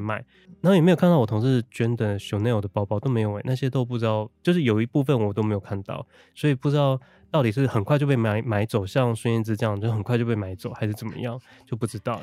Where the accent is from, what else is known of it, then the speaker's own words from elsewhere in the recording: northern Taiwan, Taiwan; 因为其实我从小到大都在 就是在北部，我的爷爷也是外省人，所以我嗯。，其实他们在用都是这种北京腔在讲话，但我爸爸妈妈他们彼此会用台语，可是对我讲话是用国语